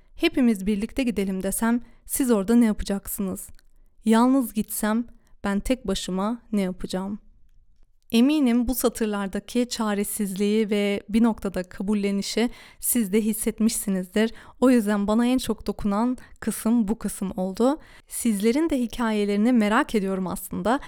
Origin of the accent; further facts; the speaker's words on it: Duisburg, North Rhine-Westphalia, Germany; ben de Almanya'nın Duisburg şehrinde doğdum, büyüdüm ve burada yaşıyorum